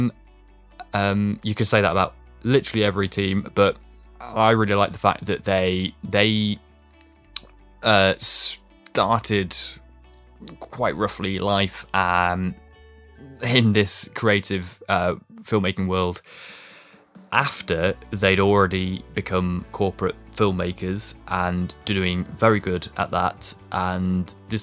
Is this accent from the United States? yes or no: no; East Midlands, United Kingdom; we are from the East Midlands